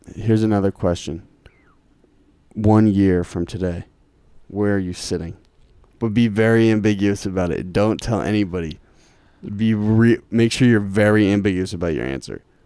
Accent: Lincoln, Massachusetts, United States; also born or lived in Cambridge; I spent time in Lincoln. But my schooling was in Lincoln

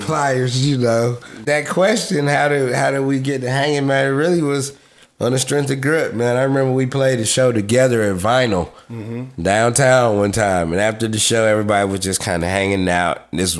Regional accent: Atlanta, Georgia, United States; born and raised. Yeah, Grady baby. Shouts out to City Hospital.

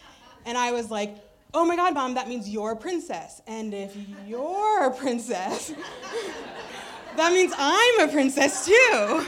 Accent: Midwest, United States; born there; also born or lived in Cambridge, Massachusetts / Maine; I have grown up in a lot of spaces. I was born in the Midwest, and then I moved to Cambridge, Massachusetts, land of Harvard, right? And then I moved to Maine.

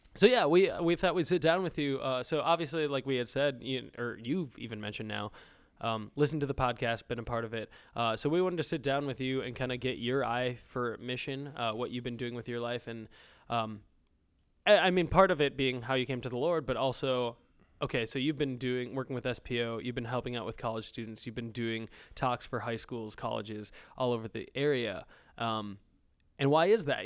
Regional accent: Minnesota, United States; moved away; We're actually, uh, up in Minnesota right now. Uh, so back in my home state

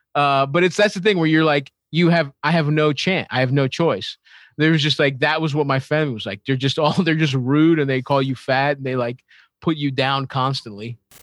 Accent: Baltimore, Maryland, United States; I grew up in Baltimore

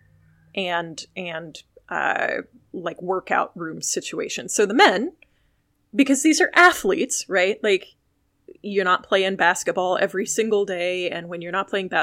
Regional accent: Illinois, United States; growing up in Illinois

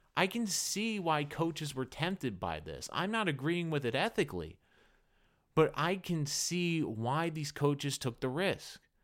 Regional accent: New England, United States; I grew up in New England

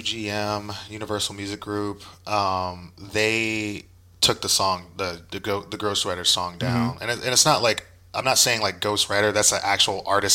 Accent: Oakland, California, United States; born there; So I was born in Oakland, East 33rd

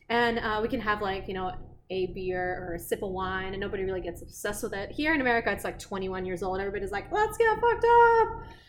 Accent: Russia; English is a second language; That's how you know I'm from Russia. You know, being from Russia, it's so funny.

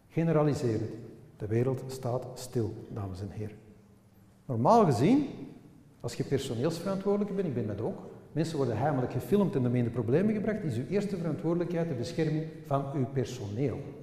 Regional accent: Flanders, Belgium; Wij zijn Vlamingen en we wonen aan de Noord. Wij spreken Nederlands met elkaar.

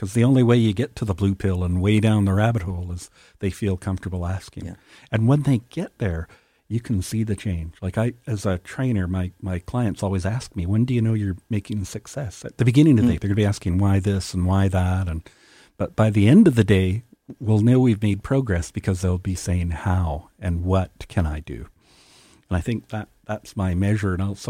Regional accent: Canada; It's not what we value as a Canadian society and Canadians.

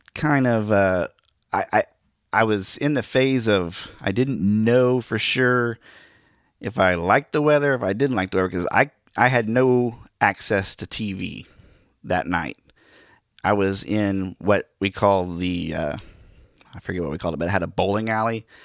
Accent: Miami, Oklahoma, United States; moved away; also born or lived in Joplin, Missouri; I am from Northeast Oklahoma, the Miami, Oklahoma area

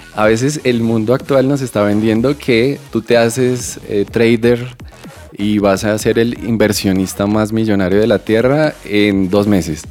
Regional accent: Bogotá, Colombia; yo crecí en Usme, en un barrio llamado La Aurora

